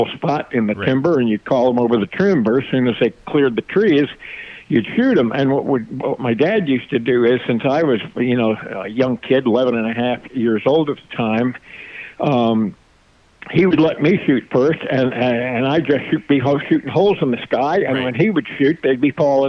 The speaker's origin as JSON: {"language": "English", "area": "Long Island", "region": "New York", "country": "United States", "tie": "born or raised there", "said": "I was born and raised on Long Island, New York"}